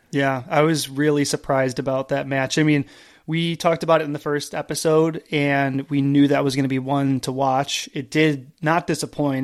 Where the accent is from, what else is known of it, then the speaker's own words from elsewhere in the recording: East Coast, United States; also born or lived in Canada; now in California, United States; I grew up on the East Coast